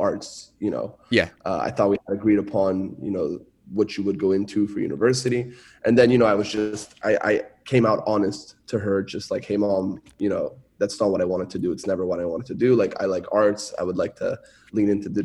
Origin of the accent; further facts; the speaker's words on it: Montreal, Quebec, Canada; first language French; English is a second language; moved away; also born or lived in Shanghai; I was born and raised in Montreal, Canada